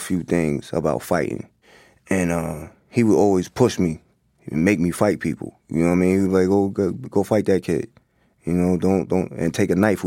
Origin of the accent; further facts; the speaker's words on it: Hempstead, New York, United States; also born or lived in Queens, New York; growing up in Long Island, in Hempstead